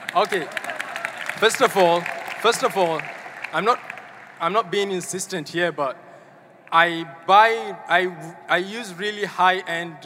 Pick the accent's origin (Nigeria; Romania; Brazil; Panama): Nigeria; from Nigeria.